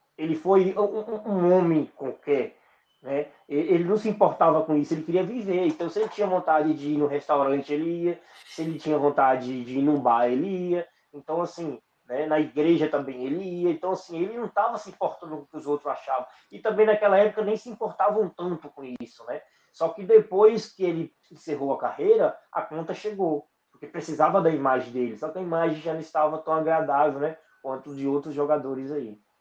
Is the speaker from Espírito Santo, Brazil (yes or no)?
no; Barra do Rio Grande, Bahia, Brazil; also born or lived in São Paulo; now in Brasília, Brazil; eu sou do oeste da, da Bahia ali, em Barra do Rio Grande.